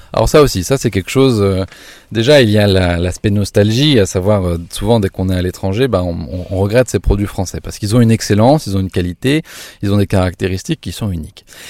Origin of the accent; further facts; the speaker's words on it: France; now in Germany; nous en tant que Français de l'étranger